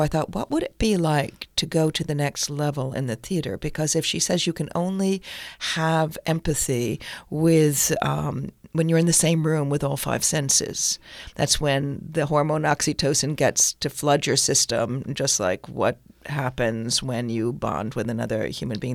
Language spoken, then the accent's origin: English; Northampton, Massachusetts, United States; moved away; also born or lived in Chicago / England / Brooklyn; I came from Northampton, Massachusetts. It was a very nice, liberal place.